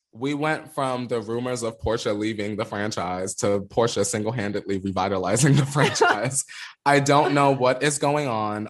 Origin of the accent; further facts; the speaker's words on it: the Poconos, Pennsylvania, United States; also born or lived in New York; now in Los Angeles, United States; I'm from New York, but I grew up in the Poconos where it's a suburb and it's quiet as fuck